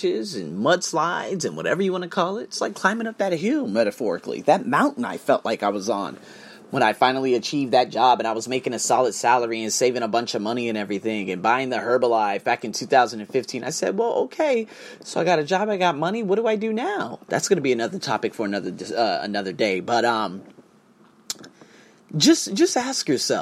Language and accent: English; United States; I'm from America